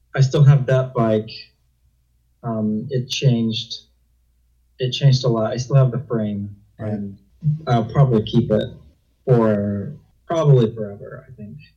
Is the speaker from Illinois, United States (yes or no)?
yes; Illinois, United States; moved away as an adult; also born or lived in Wyoming / Utah; I'm originally from Illinois. I lived in Illinois for about 18 years